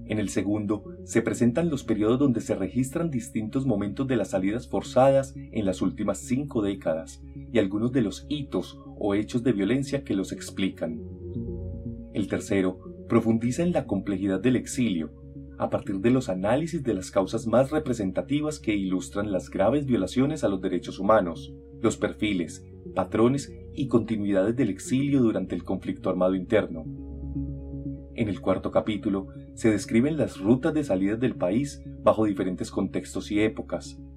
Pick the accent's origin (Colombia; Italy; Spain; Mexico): Colombia; now in United States; Me preguntaban los amigos en Estados Unidos por los hechos por los que salí de Colombia y no me creían.